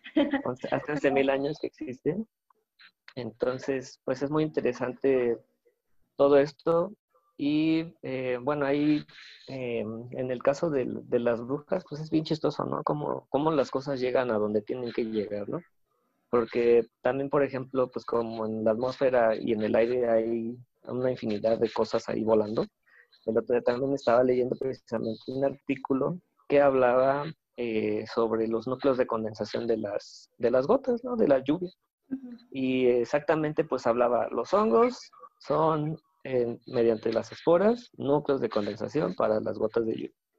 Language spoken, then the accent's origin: Spanish; Querétaro, Mexico; yo que soy de Querétaro, acá en el, en el Tepe